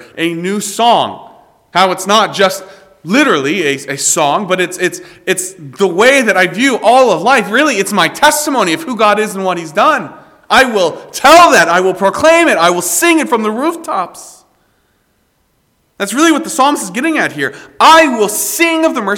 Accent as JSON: {"language": "English", "region": "South Carolina", "country": "United States", "said": "I am proud to be from South Carolina. And you all know very well that I'm from South Carolina"}